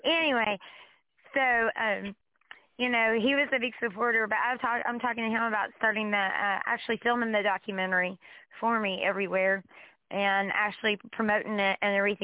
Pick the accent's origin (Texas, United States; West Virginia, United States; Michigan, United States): West Virginia, United States; Huntington; I'm from West Virginia. Huntington, West Virginia.